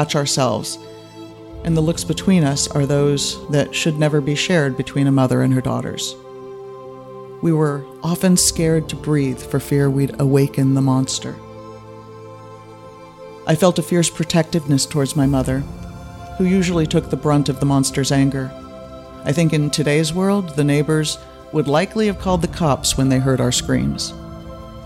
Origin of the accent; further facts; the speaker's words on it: near San Francisco, California, United States; also born or lived in Germany; They bought the house near San Francisco when I was 5